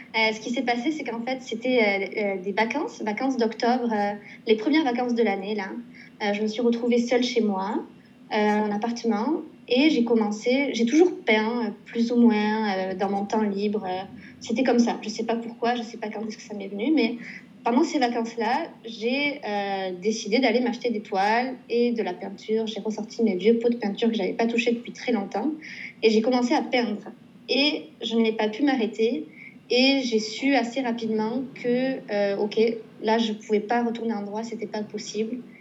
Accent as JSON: {"language": "French", "town": "Pau", "region": "Nouvelle-Aquitaine", "country": "France", "moved": "as an adult", "lives_now": "Montreal, Canada", "said": "je suis originaire donc, de Pau."}